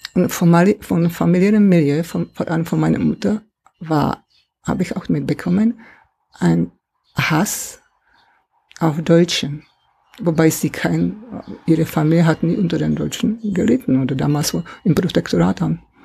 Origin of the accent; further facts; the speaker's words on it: Czechia; German is a second language; moved away as an adult; also born or lived in Swabia, Germany; now in Germany; ich in einem Land aufgewachsen bin, in kommunistisch, im kommunistischen Land. Ja. Also 50er und 60er Jahre in meine alte Heimat, in Tschechien damals